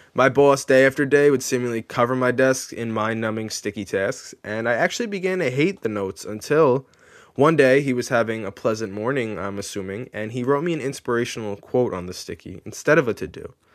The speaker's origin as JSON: {"language": "English", "area": "Long Island", "region": "New York", "country": "United States", "tie": "born or raised there", "said": "I was born and raised on Long Island"}